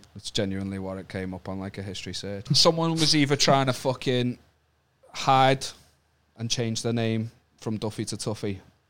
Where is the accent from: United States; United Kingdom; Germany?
United Kingdom; Wallasey, North West England; I'm from Wallasey.